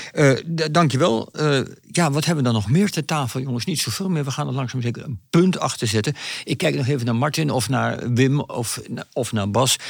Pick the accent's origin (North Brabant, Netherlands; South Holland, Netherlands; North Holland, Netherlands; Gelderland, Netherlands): Gelderland, Netherlands; Achterhoek; in de achterhoek waar ik vandaan kom